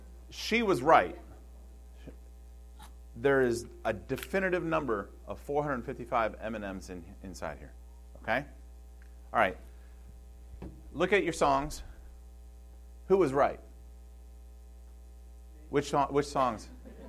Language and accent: English; Michigan, United States; I come from Michigan, and on the Detroit River, it takes almost 10 miles for a freighter just to slow down from going full speed.